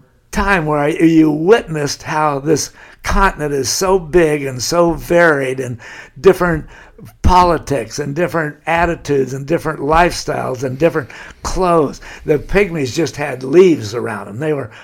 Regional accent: Laguna Beach, California, United States; how completely different it was from the way I grew up in Laguna Beach.

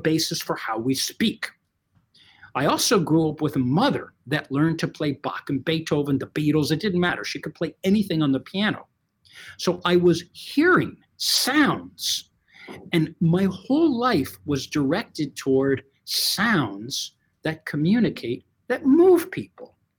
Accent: United States; born and bred in the United States under parents that spoke Portuguese to each other

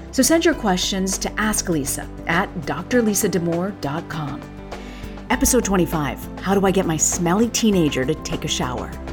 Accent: Tampa, Florida, United States; a girl who grew up in Tampa

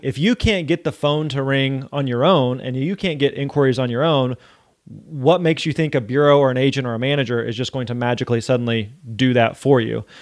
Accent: Springfield, Missouri, United States; I grew up in Springfield, Missouri

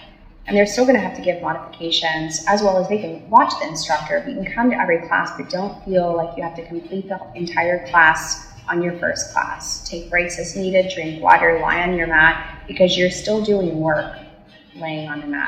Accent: near Sugar Land, Texas, United States; moved away; also born or lived in Stephenville, Texas; it's near my hometown.

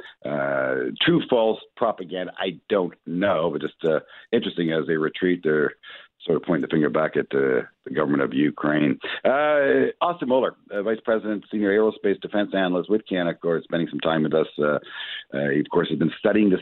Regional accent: Canada

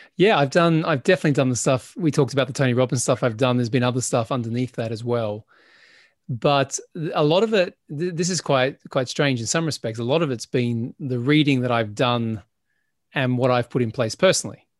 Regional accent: Adelaide, South Australia, Australia; moved away as an adult; when I left my hometown in Adelaide, South Australia

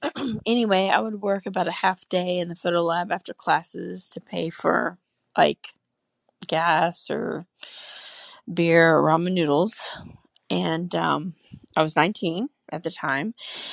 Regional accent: Florida, United States; Hi, I'm from Florida, and this all takes place in a one-hour photo lab in Orlando, Florida, in the early 90s when I was in college.

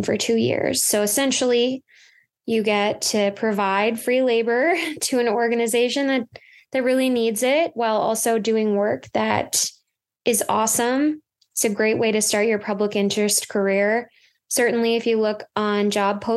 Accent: Minnesota, United States; I'm from Minnesota, so I knew I wanted to work back at home

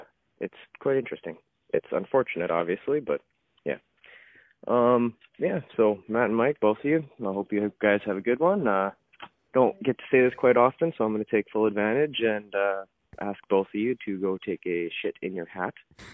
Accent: Brandon, Manitoba, Canada; now in Langley, Canada; I said I'm from Langley, but I'm originally from Brandon, Manitoba

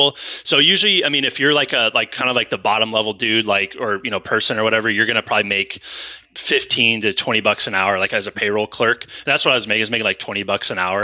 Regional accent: California, United States; moved away as an adult; also born or lived in Idaho; it's my hometown. It's, you know, it's where I'm from.

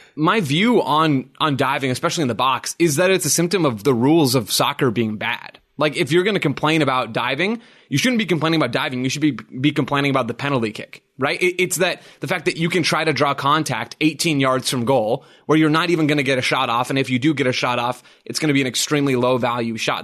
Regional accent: United States; as an American

